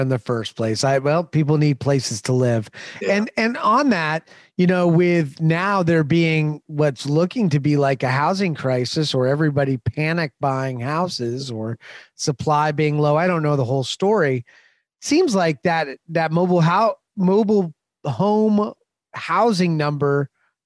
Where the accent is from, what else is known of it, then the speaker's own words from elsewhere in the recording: Indiana, United States; I grew up in Indiana